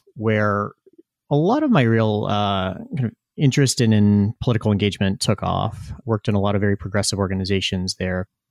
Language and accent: English; Tazewell County, Virginia, United States; I grew up in rural Virginia. I grew up in Cole Country